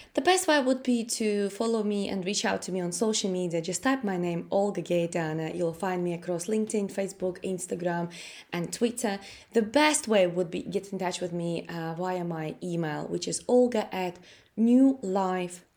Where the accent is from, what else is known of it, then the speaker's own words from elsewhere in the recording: Latvia; English is a second language; moved away as an adult; now in United Kingdom; I came from Latvia. I, I'm Russian. uh, who was born in Latvia.